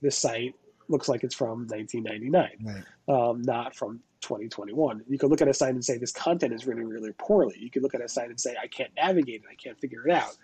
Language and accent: English; New York, United States; I'm from New York